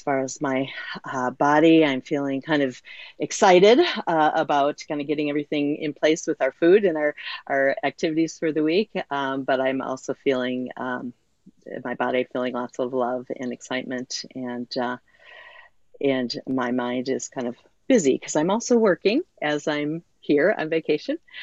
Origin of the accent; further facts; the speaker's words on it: Muskegon, Michigan, United States; I'm zooming in from Muskegon, Michigan, um, on the shores of Lake Michigan, where I grew up, was born and raised.